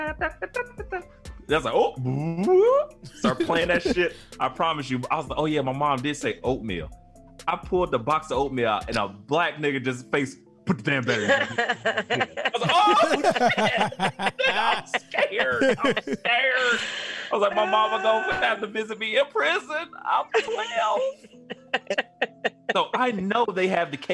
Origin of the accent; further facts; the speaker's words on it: United States; we grew up in Maple